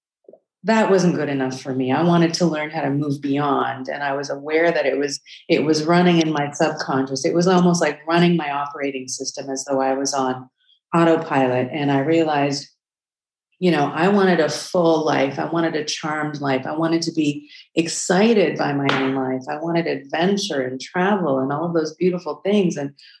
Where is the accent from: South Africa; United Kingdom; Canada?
South Africa; I was born in South Africa during apartheid